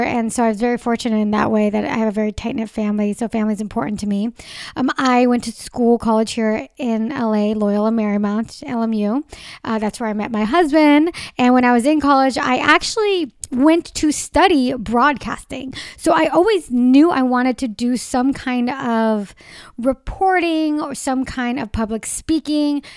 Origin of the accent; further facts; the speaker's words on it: Southern California, United States; I born and raised in Southern California.